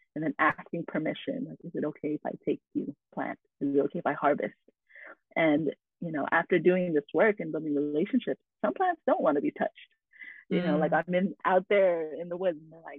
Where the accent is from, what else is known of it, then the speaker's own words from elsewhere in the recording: Carson, California, United States; I was born in Carson, California. And so I'm in the diaspora of the Filipinx folks